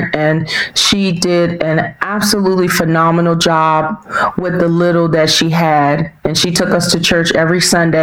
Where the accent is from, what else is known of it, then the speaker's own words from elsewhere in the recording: Washington, District of Columbia, United States; also born or lived in North Carolina; I was born and raised in Washington, D.C. proper. So I was raised in the city in the Northwest Quadrant, Ward 4.